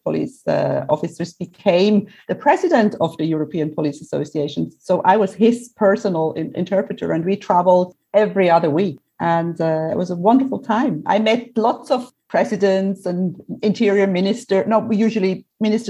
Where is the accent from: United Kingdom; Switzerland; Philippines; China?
Switzerland; now in Cyprus; I'm originally from Switzerland. I love Switzerland. I love Switzerland because it's my home